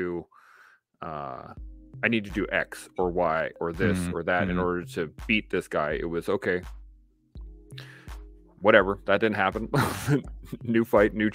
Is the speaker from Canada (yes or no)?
yes; Canada